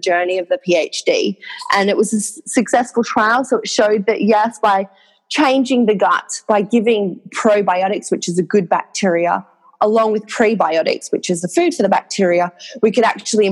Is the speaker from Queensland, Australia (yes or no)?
yes; Cairns, Queensland, Australia; accent: Australian; moved away as an adult; now in London, United Kingdom; I'm from Queensland